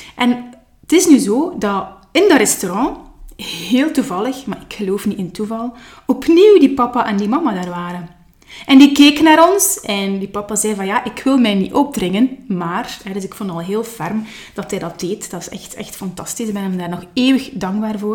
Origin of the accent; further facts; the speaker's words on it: Nazareth, Flanders, Belgium; also born or lived in Leuven / Kortrijk; ben ik opgegroeid in het Gentse, geboren wel in Leuven, maar al snel zijn wij verhuisd naar West-Vlaanderen, opnieuw naar Kortrijk. En uiteindelijk, eh, zijn wij met ons gezin beland in, eh, in Nazareth